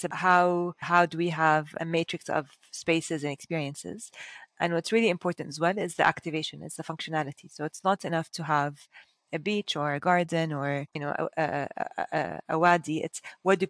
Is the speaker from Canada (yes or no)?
no; Dubai, United Arab Emirates; now in Abu Dhabi, United Arab Emirates; I was born and raised in Dubai